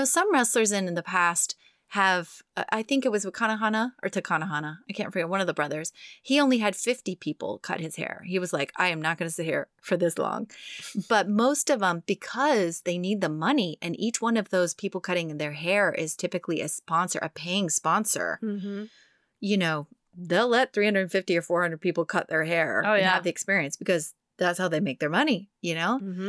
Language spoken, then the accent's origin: English; Texas, United States; moved away; my home state.